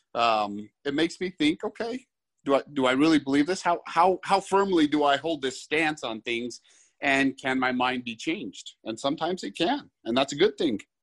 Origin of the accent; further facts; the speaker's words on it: Salt Lake City, Utah, United States; now in St. George, United States; I grew up in the Salt Lake area